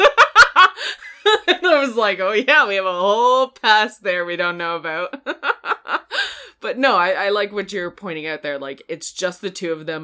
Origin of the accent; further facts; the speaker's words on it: Canada; we're Canadian